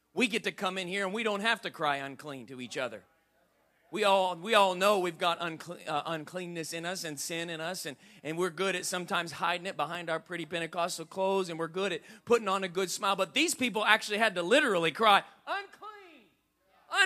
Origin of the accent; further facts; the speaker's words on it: Indianapolis, Indiana, United States; I grew up on the White River in Indianapolis, Indiana